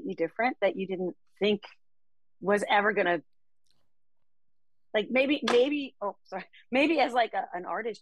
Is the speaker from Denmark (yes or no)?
yes; Denmark; moved away as an adult; now in United States; I grew up in Denmark, and there wasn't what we know as country music